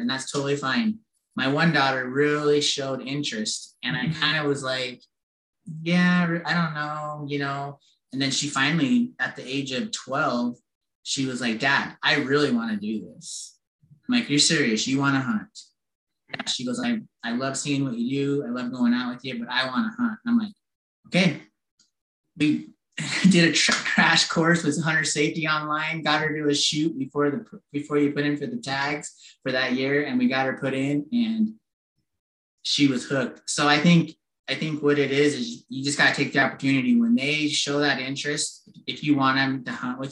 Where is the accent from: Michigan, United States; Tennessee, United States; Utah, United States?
Utah, United States; Centerville; I grew up in Utah. I've lived here my whole life. Actually, I grew up in Centerville